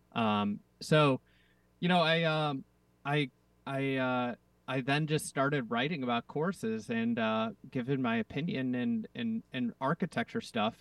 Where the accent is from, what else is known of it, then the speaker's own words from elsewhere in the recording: Chicago, Illinois, United States; I'm from Chicago